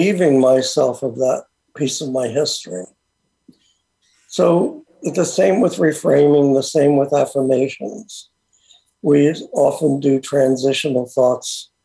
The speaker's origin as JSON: {"language": "English", "country": "United States", "tie": "born or raised there", "said": "I was born in America, so I was very Americanized"}